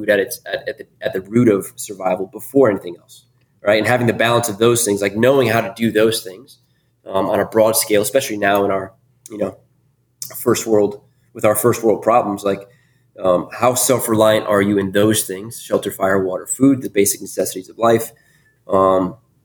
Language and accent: English; Northeast, United States; Born and raised in the Northeast